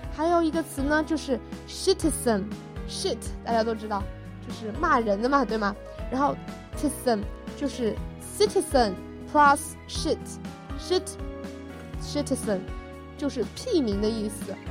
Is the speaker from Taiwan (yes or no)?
no; China; 我们中国人